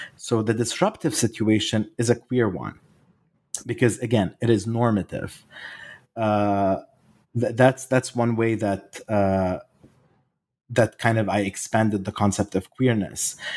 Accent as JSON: {"language": "English", "town": "Beirut", "region": "Beirut Governorate", "country": "Lebanon", "tie": "born or raised there", "said": "I was born and raised in Beirut"}